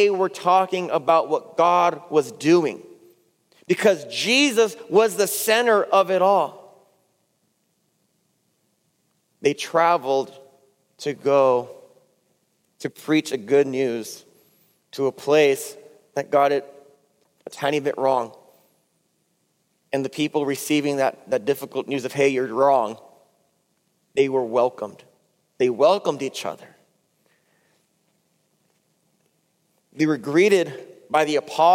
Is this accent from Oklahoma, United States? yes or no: no; California, United States; I'm from California